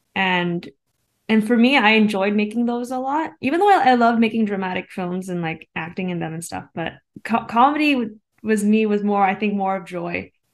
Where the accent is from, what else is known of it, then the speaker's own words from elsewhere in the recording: Canada; being Asian Canadian